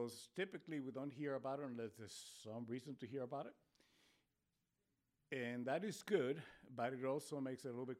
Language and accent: English; Spain; English is a second language; now in Spokane, United States; I was born in Spain, so it's my second language. Technically, it was my fourth language.